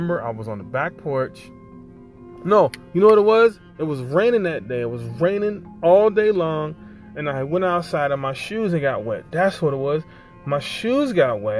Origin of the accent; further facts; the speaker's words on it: Ohio, United States; moved away; I grew up in Ohio